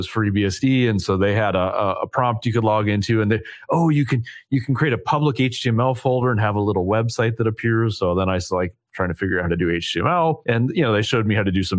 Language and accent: English; Vancouver, Washington, United States; born or raised there